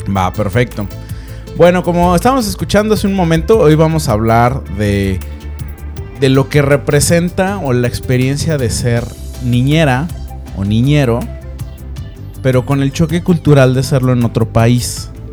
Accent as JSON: {"language": "Spanish", "town": "Guadalajara", "region": "Jalisco", "country": "Mexico", "tie": "born or raised there", "said": "yo que soy, de Guadalajara, entonces, pues sí, también tuve una infancia muy padre"}